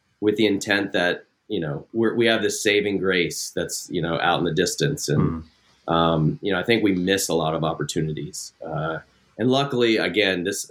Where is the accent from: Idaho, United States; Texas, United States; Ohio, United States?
Ohio, United States; now in California, United States; I grew up in Ohio.